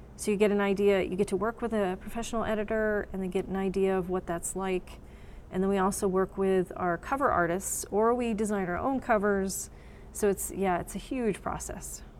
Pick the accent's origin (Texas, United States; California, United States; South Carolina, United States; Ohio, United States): Texas, United States; also born or lived in Pennsylvania; now in New Mexico, United States; I was born here, but we only lived here like six months. And then my parents moved me to Texas. So everybody's like, oh, Texas, I'm sure. Um, but yeah, I grew up in Texas and then I lived in Pennsylvania for 18 years.